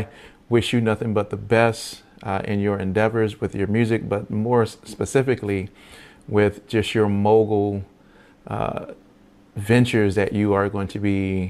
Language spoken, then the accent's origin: English; Virginia, United States; I'm from Virginia